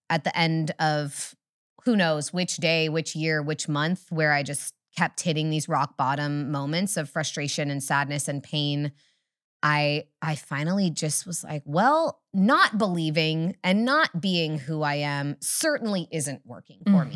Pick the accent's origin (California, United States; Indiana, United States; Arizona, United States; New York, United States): California, United States; Humboldt County, Northern; I'm from Humboldt, slightly farther north